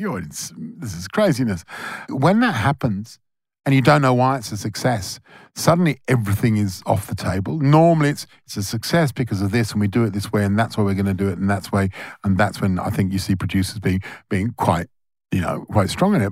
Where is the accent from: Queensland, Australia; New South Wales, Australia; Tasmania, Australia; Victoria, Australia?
Victoria, Australia; Melbourne; We're all from Melbourne.